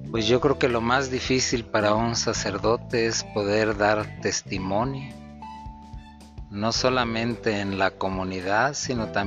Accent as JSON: {"language": "Spanish", "town": "Matamoros", "region": "Tamaulipas", "country": "Mexico", "tie": "born there", "also_born_or_lived": "Veracruz / San Luis Potosí", "said": "soy nacido en Matamoros, Tamaulipas. Después de vivir en Matamoros, Tamaulipas, viví en Veracruz, también en el mero puerto de Veracruz."}